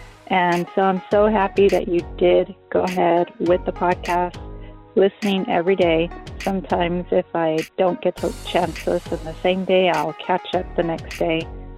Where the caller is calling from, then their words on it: Chula Vista, California, United States; I'm calling from Chula Vista.